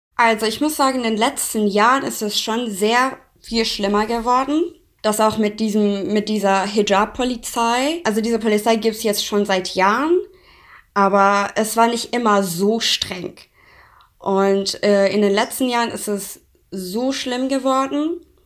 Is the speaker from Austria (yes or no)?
no; Iran; German is a second language; moved away as an adult; now in Germany; ich bin im Iran geboren, ich bin im Iran aufgewachsen, bis ich 19 war.